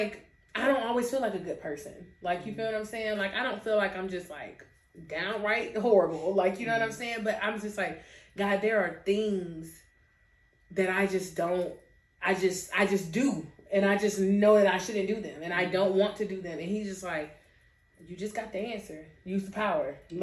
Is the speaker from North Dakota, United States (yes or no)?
no; Pensacola, Florida, United States; every time I left Pensacola, every single time I came back